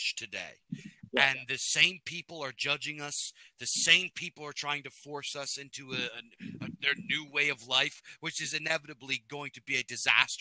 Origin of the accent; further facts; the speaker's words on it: Pennsylvania, United States; I'm Pennsylvania bred, you know, tried and true. I am from Mother Pennsylvania